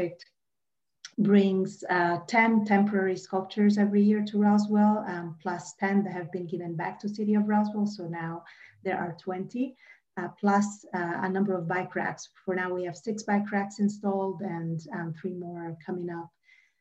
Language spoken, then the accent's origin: English; Rome, Lazio, Italy; moved away as an adult; now in Atlanta, United States; I was born and raised in Rome, Italy, but I've been here in the Atlanta area for about 20 years